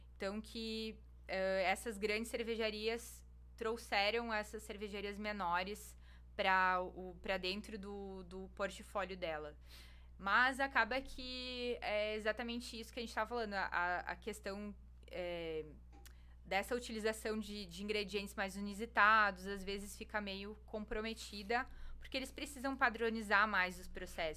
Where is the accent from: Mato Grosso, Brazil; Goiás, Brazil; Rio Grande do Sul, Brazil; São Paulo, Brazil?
Rio Grande do Sul, Brazil; moved away as an adult; also born or lived in Blumenau / Salvador; now in Lauro de Freitas, Brazil; eu sou gaúcha